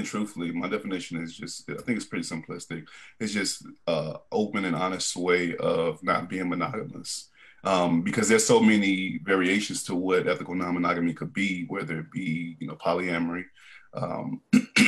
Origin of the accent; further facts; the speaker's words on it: Chicago, Illinois, United States; also born or lived in Pine Bluff, Arkansas / Little Rock, Arkansas / Sherwood, Arkansas; now in Atlanta, United States; I'm from the west side of Chicago